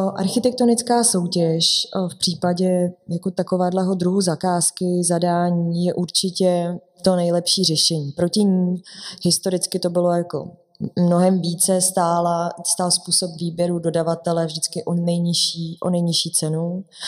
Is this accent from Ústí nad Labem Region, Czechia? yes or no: yes; Litoměřice, Ústí nad Labem Region, Czechia; moved away; já sama jsem z Litoměřic, takže já jezdím domů poměrně mhm. často.